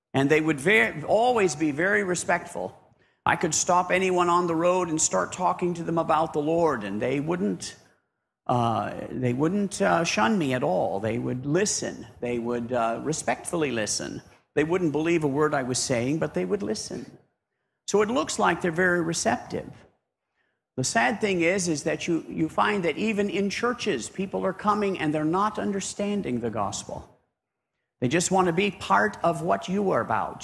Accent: United States; moved away as an adult; now in Papua New Guinea; being an American there

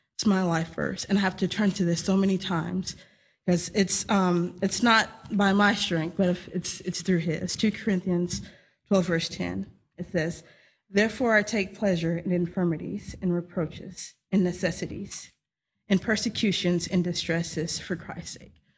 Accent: Texas, United States; moved away; I'm from Texas, uh, born and raised there in the United States

